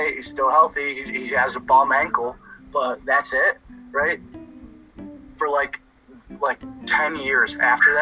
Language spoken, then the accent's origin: English; Kent, Ohio, United States; I grew up in Kent, Dan. It's 15 minutes from Akron